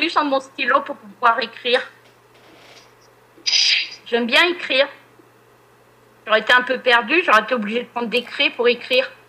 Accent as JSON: {"language": "French", "region": "Normandy", "country": "France", "said": "Ah oui, oui, je suis une pure Normande."}